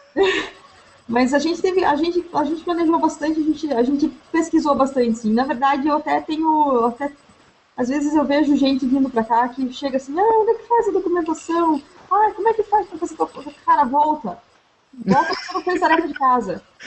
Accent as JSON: {"language": "Portuguese", "town": "Curitiba", "region": "Paraná", "country": "Brazil", "tie": "born or raised there", "moved": "as an adult", "lives_now": "Montreal, Canada", "said": "eu sou curitibana, eu vivi 90% da minha vida em Curitiba"}